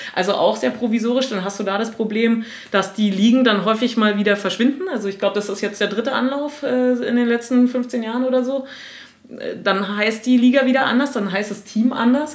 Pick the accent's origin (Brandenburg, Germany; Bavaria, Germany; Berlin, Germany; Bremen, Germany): Brandenburg, Germany; Potsdam; ich bin eine gebürtige Potsdamerin